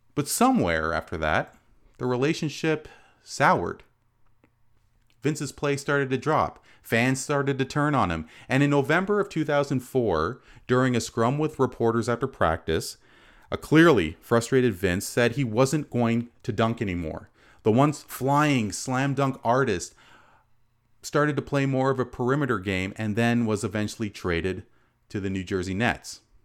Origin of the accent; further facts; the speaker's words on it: Canada; as a Canadian, uh, proud Sri Lankan lineage